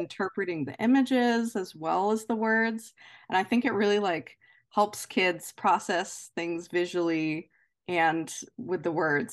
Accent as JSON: {"language": "English", "area": "near Baltimore", "region": "Maryland", "country": "United States", "tie": "born or raised there", "said": "as a kid, I grew up kind of near Baltimore"}